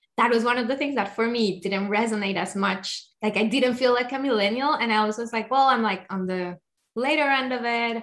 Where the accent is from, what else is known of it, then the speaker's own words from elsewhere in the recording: Colombia; I'm from Colombia